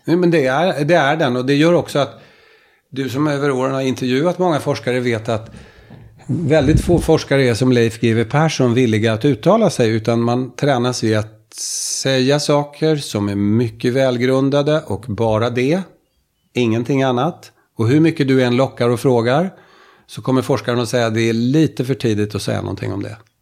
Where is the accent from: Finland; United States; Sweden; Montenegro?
Finland; Den kommun jag kommer ifrån i Finland, jag kommer från Finland